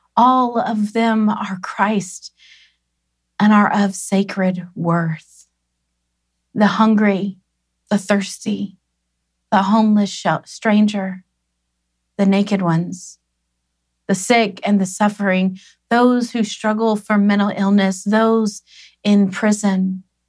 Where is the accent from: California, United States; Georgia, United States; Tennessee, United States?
Tennessee, United States; growing up in Tennessee